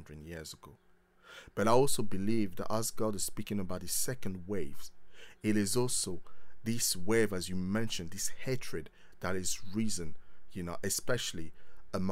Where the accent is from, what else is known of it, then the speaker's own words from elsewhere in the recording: Paris, Île-de-France, France; moved away; I was born in Paris and grew up in France